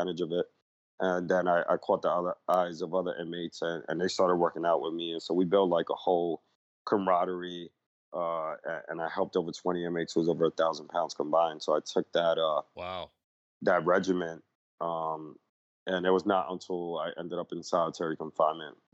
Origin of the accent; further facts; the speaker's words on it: New York City, New York, United States; I grew up in the Lower East Side, 80s, 90s, when it was a very drug infested neighborhood